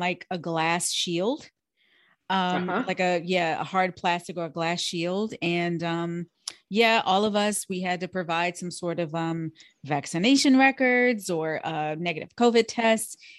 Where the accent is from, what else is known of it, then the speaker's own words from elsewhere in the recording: Washington, District of Columbia, United States; I grew up in D.C. too